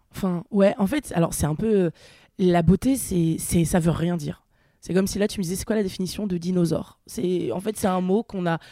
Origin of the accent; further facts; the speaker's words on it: Nantes, Pays de la Loire, France; moved away as an adult; now in Paris, France; je viens de Nantes, donc une petite ville